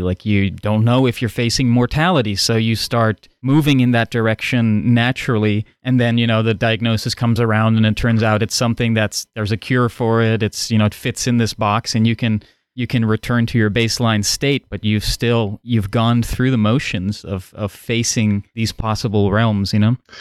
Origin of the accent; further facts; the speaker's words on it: Netherlands; first language Dutch; English is a second language; moved away; growing up in the Netherlands, Dutch is my first language